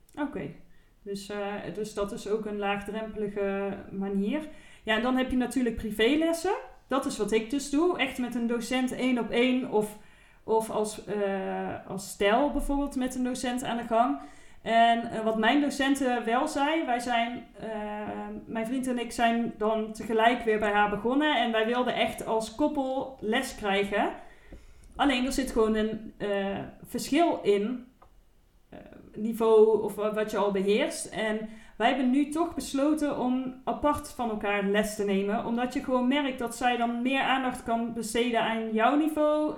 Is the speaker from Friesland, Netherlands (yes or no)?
no; Eindhoven, North Brabant, Netherlands; in Eindhoven, waar ik vandaan kom